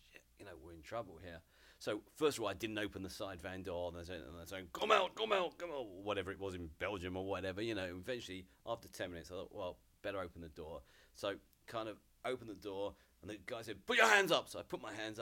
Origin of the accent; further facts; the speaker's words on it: Hertfordshire, East of England, United Kingdom; I grew up about 20 miles north of London in a area called Hertfordshire